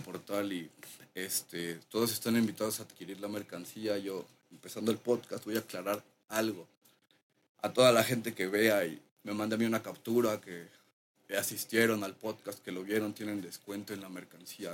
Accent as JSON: {"language": "Spanish", "region": "Mexico City", "country": "Mexico", "tie": "born or raised there", "said": "Yo crecí allá de ese bloque de la Culhuacán, CTM"}